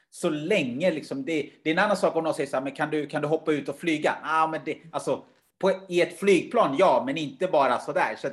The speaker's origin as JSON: {"language": "Swedish", "country": "Uganda", "tie": "born there", "said": "Självklart har jag då perspektivet eftersom jag var född i Uganda och vet hur kanske andra har det och hur tufft det skulle kunna vara."}